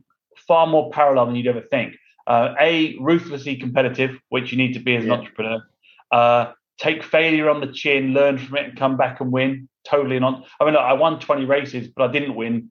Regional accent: London, United Kingdom; moved away as an adult; also born or lived in Houston, United States; now in United States; I'm from London, England. So okay. I was born in England and moved

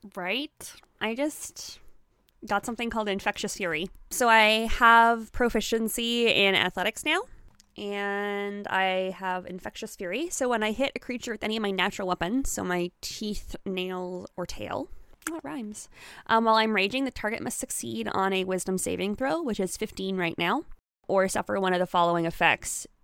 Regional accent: Canada; I'm Canadian

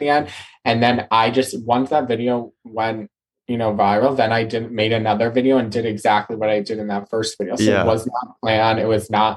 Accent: New Jersey, United States; I'm from New Jersey and I live about 10 minutes out of New York City.

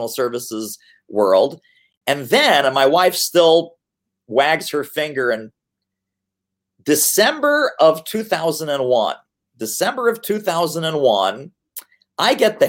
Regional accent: Montreal, Quebec, Canada; also born or lived in Brooklyn, New York, United States; now in Philadelphia, United States; I was born in Montreal.

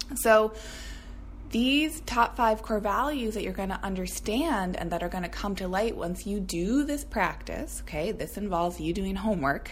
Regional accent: Minnesota, United States; now in Portland, United States; as a Minnesotan

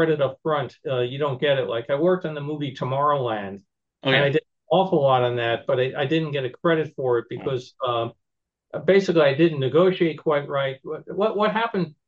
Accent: Long Island, New York, United States; We were living on Long Island

